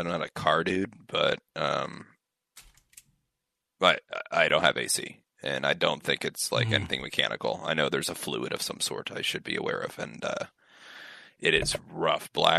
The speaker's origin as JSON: {"language": "English", "town": "Seattle", "region": "Washington", "country": "United States", "tie": "born or raised there", "said": "I'm born and raised in Seattle"}